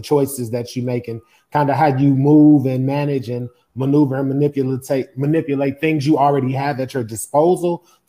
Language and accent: English; Chicago, Illinois, United States; I grew up in Chicago.